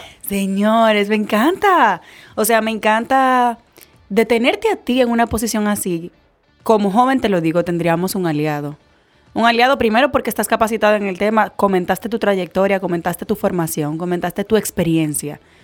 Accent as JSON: {"language": "Spanish", "country": "Dominican Republic", "said": "como dominicana"}